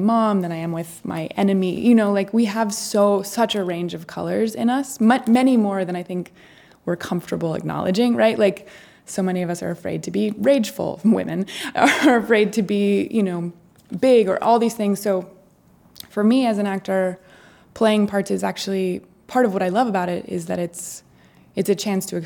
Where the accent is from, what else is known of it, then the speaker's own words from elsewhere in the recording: Maine, United States; moved away; also born or lived in New York City; we'll go to Maine, we'll shoot it in my hometown